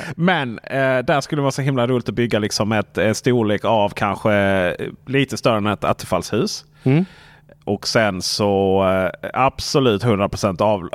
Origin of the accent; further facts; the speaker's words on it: Sweden; moved away; där hemma i Stenungsmåla